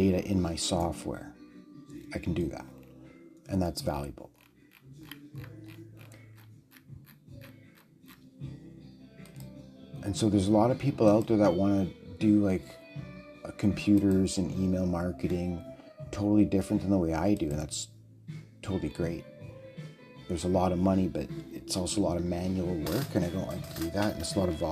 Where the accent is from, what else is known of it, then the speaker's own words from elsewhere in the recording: Canada; I'm speaking as a Canadian.